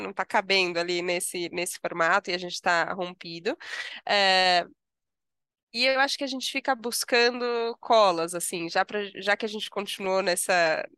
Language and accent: Portuguese; São Paulo, Brazil; eu sou paulistana, nasci em São Paulo, vivo vida em São Paulo